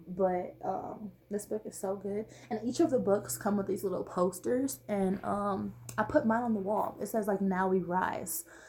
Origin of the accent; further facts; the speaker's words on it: Los Angeles, California, United States; moved away; Me leaving where I was raised, I'm from Watts.